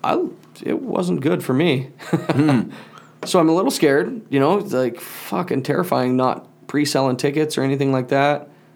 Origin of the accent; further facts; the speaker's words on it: Malta, United States; in Malta here